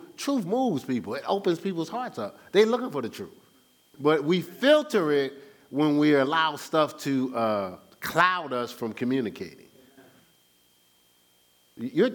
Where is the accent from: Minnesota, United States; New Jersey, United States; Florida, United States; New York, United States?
New Jersey, United States; Newark; I am from Newark, New Jersey.